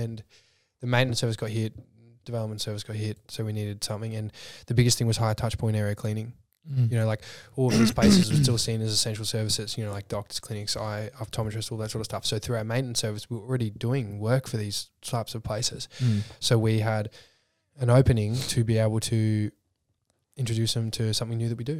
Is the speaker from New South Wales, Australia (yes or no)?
no; Clyde, Victoria, Australia; because I grew up in Clyde, just past Cranbourne. Dad's in horticulture. It's all market gardens.